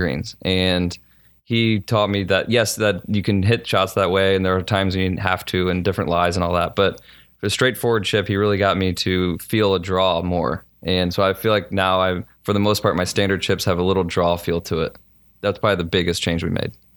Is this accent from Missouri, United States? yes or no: yes; St. Louis, Missouri, United States; moved away as an adult; I grew up in Saint Louis